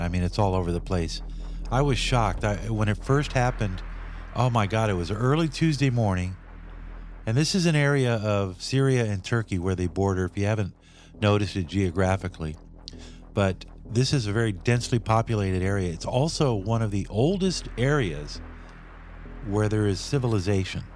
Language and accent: English; Santa Barbara, California, United States; as a kid, growing up in Santa Barbara